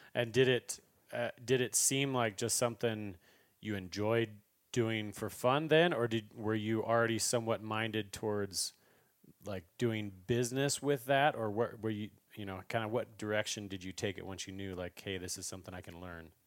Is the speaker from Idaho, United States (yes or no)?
yes; Idaho, United States; we grew up together in Idaho